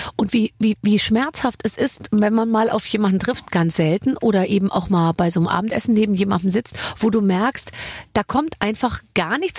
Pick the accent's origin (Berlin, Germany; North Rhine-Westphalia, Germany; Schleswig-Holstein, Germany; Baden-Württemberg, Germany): Berlin, Germany; wir als Berliner